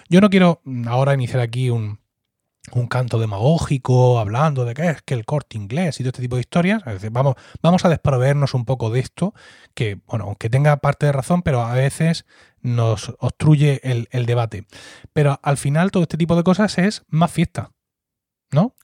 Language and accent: Spanish; Blanca, Region of Murcia, Spain; yo, que soy del, del Valle de Ricote